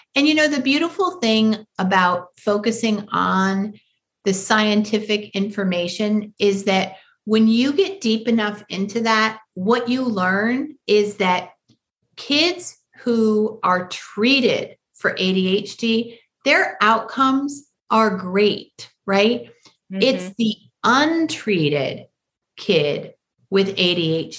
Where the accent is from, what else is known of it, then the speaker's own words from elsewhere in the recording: Michigan, United States; I grew up in Michigan